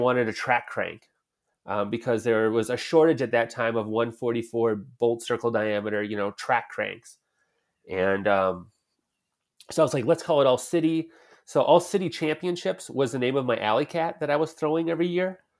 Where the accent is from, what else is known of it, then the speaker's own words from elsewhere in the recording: Rhinelander, Wisconsin, United States; I grew up in the North Woods of Wisconsin, in a small logging slash mill town called Rhinelander, Wisconsin